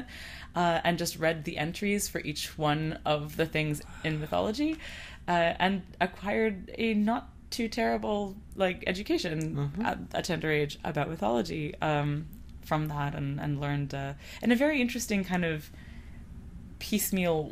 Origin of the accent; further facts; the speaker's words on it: Canada; also born or lived in Lebanon; I was born in Canada, and my family is from Lebanon